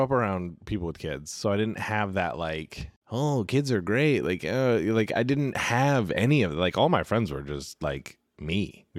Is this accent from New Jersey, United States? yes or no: no; California, United States; I grew up in California.